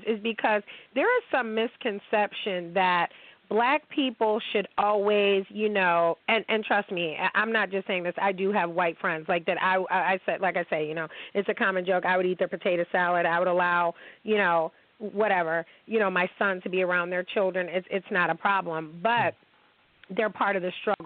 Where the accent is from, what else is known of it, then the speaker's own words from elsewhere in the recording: United States; Americans, we don't automatically assimilate